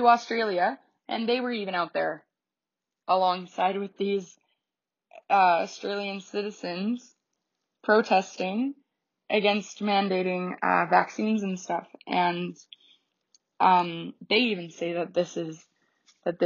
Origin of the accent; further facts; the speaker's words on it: Canada; 'cause I'm Canadian.